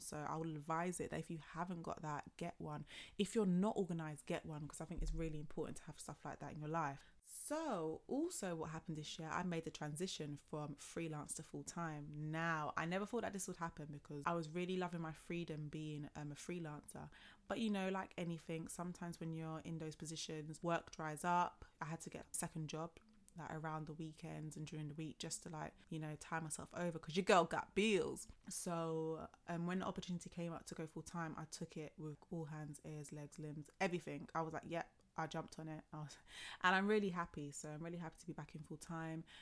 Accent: London, United Kingdom; Born and bred in London

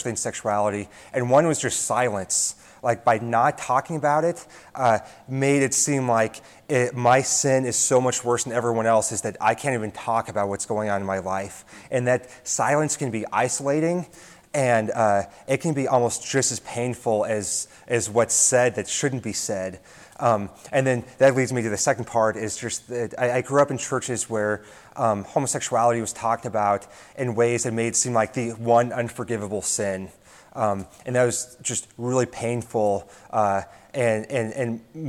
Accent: Nebraska, United States; I'm from Nebraska, born and raised here

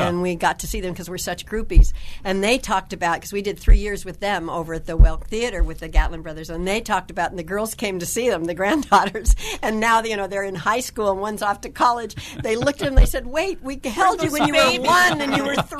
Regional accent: California, United States; now in Branson, United States; I mean, like a funny thing is like when we're from California, born and raised, we're beach girls.

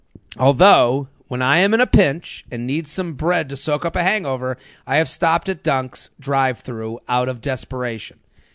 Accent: Massachusetts, United States; Well, I am from the Boston area. I am from outside of Boston.

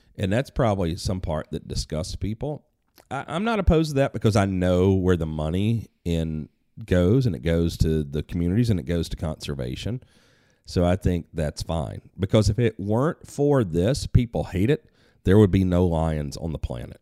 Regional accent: United States

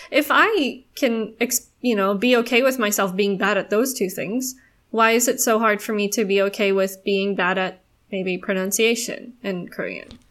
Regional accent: South Africa; now in Singapore; I am a South African living in Singapore

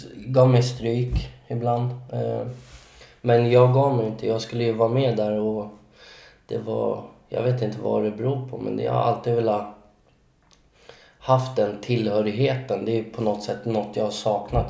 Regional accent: Solna, Stockholm County, Sweden; jag är född och uppvuxen i Solna

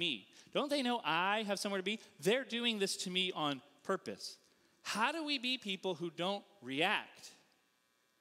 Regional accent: Northeast, United States; now in Columbia, Missouri, United States; I'm not from here. I'm from the Northeast.

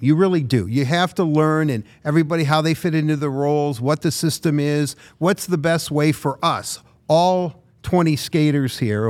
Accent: Detroit, Michigan, United States; growing up here in Detroit

